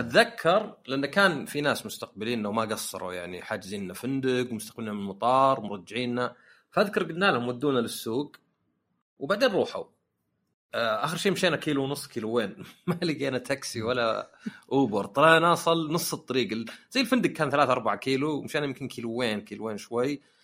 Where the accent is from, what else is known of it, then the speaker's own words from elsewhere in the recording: Saudi Arabia; عندنا في السعوديه